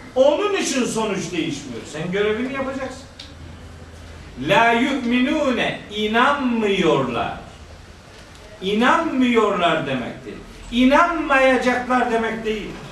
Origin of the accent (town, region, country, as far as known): our Black Sea region, Turkey